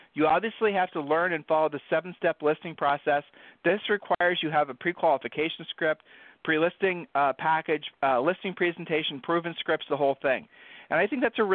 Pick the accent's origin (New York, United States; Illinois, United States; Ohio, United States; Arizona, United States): Ohio, United States; we're from Ohio